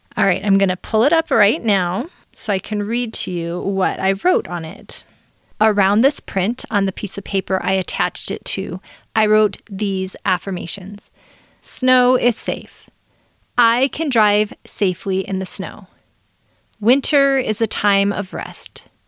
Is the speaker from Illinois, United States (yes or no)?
yes; Chicago, Illinois, United States; also born or lived in Southern California; now in Utah, United States; I grew up in Chicago